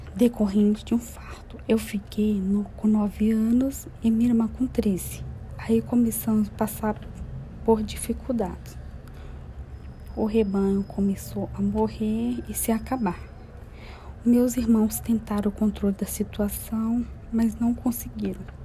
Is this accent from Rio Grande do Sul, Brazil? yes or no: no; interior of Minas Gerais, Brazil; moved away as an adult; now in São Paulo, Brazil; Moro em São Paulo há 14 anos. Nasci no interior de Minas Gerais